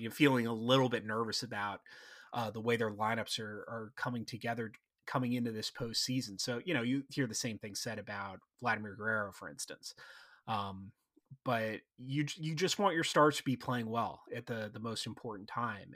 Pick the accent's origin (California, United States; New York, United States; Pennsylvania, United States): Pennsylvania, United States; Philadelphia area; I'm from the Philadelphia area